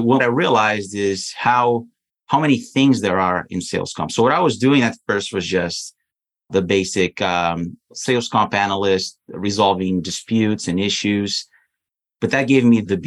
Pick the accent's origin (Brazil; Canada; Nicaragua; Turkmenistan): Brazil; moved away as an adult; I'm originally from Brazil. So I was in Brazil